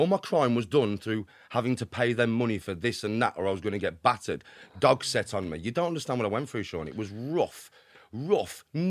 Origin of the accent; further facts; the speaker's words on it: Doncaster, Yorkshire and the Humber, United Kingdom; born there; also born or lived in Midlands; I was born in Doncaster.